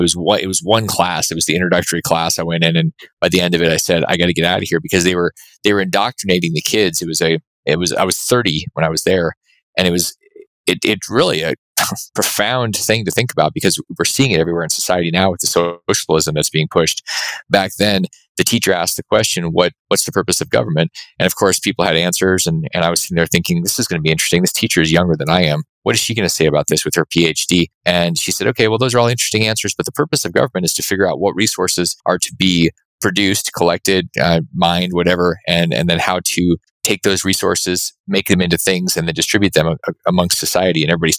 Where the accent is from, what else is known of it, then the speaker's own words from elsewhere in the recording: Alaska, United States; also born or lived in Austin; I was raised in Alaska and I ended up going to live in places like Austin.